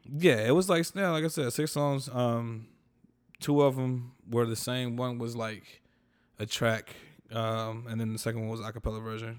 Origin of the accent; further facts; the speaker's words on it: North Carolina, United States; I'm from North Carolina